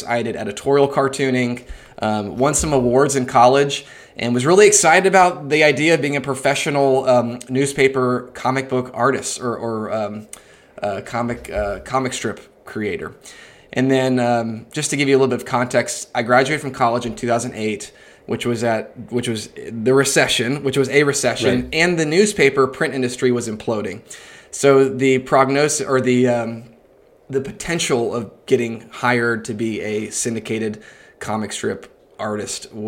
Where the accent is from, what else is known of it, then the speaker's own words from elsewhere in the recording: Atlanta, Georgia, United States; I'm from Atlanta, Georgia, and I'm in Atlanta right now.